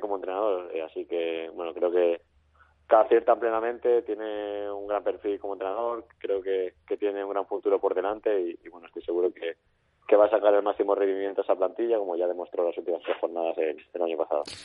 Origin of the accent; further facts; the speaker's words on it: Valencian Community, Spain; now in Tarragona, Spain; soy valenciano